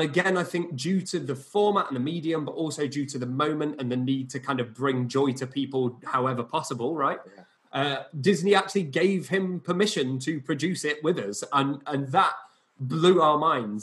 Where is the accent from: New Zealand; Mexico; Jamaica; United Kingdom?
United Kingdom; Barnsley, Yorkshire and the Humber; I'm from Barnsley originally, which is a kind of working class northern former mining town